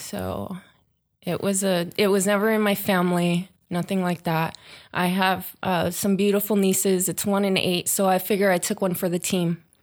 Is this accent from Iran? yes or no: no; Long Beach, California, United States; I grew up in the Lakewood, Long Beach area